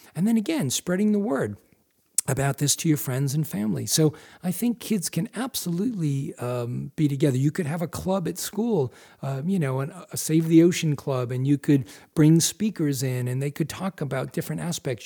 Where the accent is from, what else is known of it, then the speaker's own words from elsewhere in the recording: Massachusetts, United States; moved away as an adult; now in Maine, United States; I grew up in Massachusetts, but I moved to Maine almost five years ago